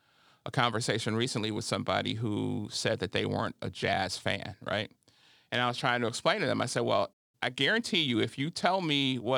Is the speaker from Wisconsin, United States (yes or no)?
yes; Milwaukee, Wisconsin, United States; my hometown team, the Milwaukee Bucks